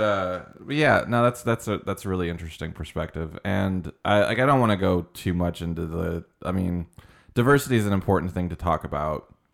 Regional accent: Colorado Springs, Colorado, United States; moved away; I was born in, uh, Colorado Springs

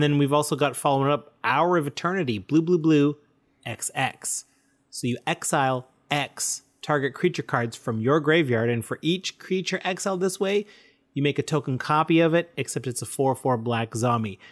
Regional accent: Canada; we're proud Canadian podcasters

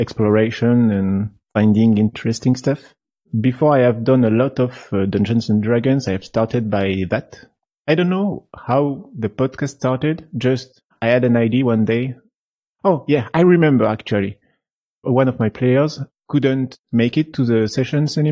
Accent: France; I'm from France.

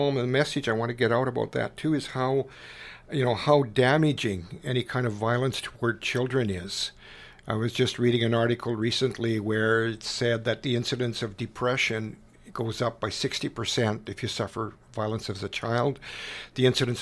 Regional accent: Canada; I was beginning to feel profoundly embarrassed at being Canadian

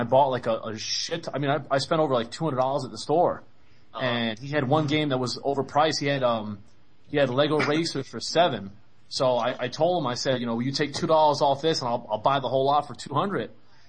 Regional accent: New York, United States; moved away; also born or lived in Connecticut; I'm originally from New York, man, but I lived in Connecticut for a while too

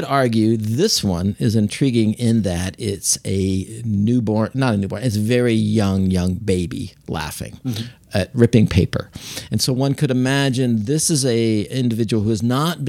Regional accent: United States; I'm an American. I speak one language

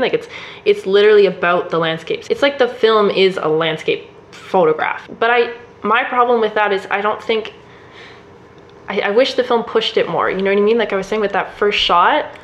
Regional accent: Canada; we're both Canadian

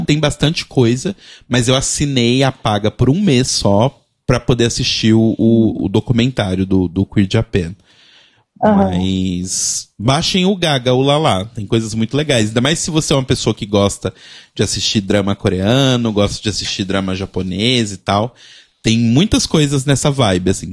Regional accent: Belo Horizonte, Minas Gerais, Brazil; em BH, por exemplo, minha cidade natal

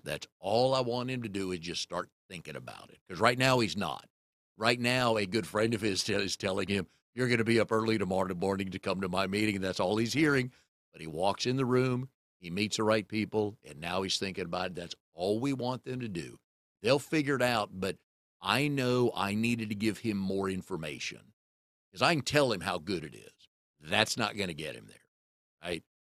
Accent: Raleigh, North Carolina, United States; also born or lived in Richmond; I moved here in nineteen seventy-four, moved away for a while, but I grew up in Fairfax Hills. So if you're from the Triangle area, it's right off Falls and Noose by Millbrook Road

